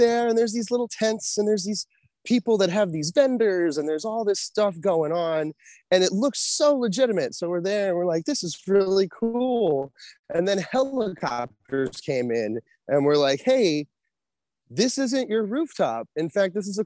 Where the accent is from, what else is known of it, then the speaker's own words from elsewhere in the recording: Orlando, Florida, United States; I was born in Orlando, Florida